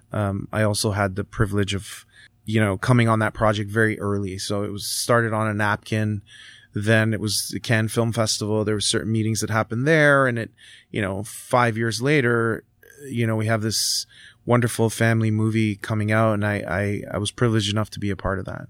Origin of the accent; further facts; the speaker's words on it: Canada; also born or lived in Italy (parents); I was born here